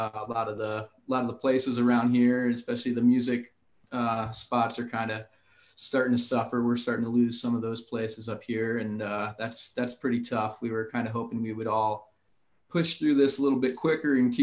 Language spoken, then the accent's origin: English; New Haven, Connecticut, United States; now in Colorado, United States; I'm from New Haven, Connecticut